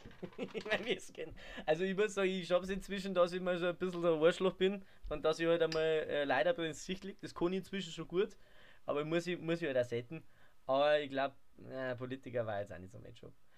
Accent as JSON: {"language": "German", "town": "Hepberg", "region": "Bavaria", "country": "Germany", "said": "ich komme von Heppberg, das ist bei Ingolstadt"}